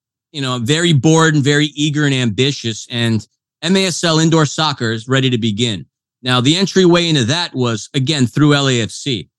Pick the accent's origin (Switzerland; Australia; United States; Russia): United States; Northeast; I'm from the Northeast. I played sports.